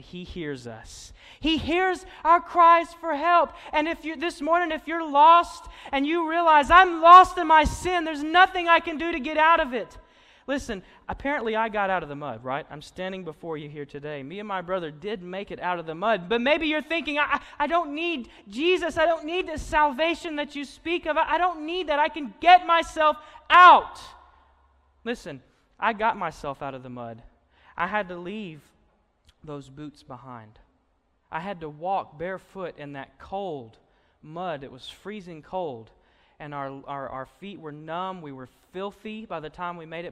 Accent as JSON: {"language": "English", "town": "Austin", "region": "Arkansas", "country": "United States", "tie": "born or raised there", "said": "I grew up in Austin, Arkansas, just, you know, a few miles north up the road and past Cabot."}